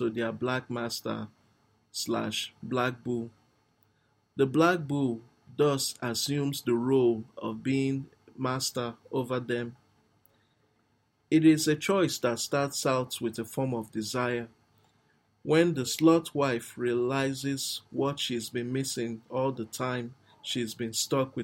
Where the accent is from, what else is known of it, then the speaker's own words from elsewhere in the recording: Nigeria; I'm actually a Nigerian